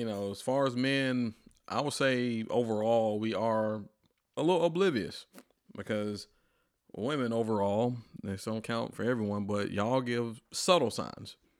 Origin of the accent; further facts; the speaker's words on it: Atlanta, Georgia, United States; moved away as an adult; also born or lived in Fort Collins, Colorado; now in Nashville, United States; I'm from Atlanta